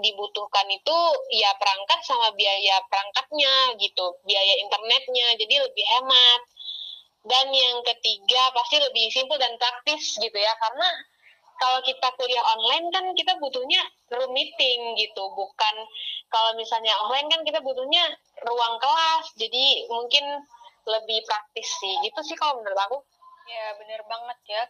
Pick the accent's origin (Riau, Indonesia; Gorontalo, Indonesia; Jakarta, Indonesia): Riau, Indonesia; moved away as an adult; now in Jambi, Indonesia; aku juga, eh, dari Provinsi Riau